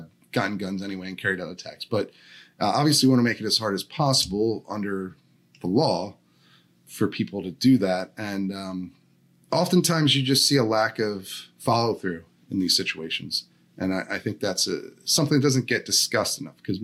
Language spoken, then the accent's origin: English; Downingtown, Pennsylvania, United States; moved away; I'm from Chester County, Pennsylvania, from Downingtown